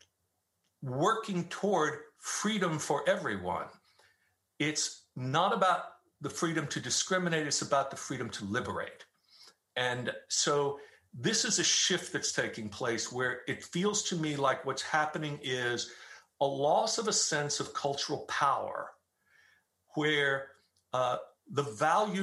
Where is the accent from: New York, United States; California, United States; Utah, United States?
New York, United States; New York City; now in Dallas, United States; I grew up in Staten Island, New York, which was 94% Roman Catholic when I was growing up there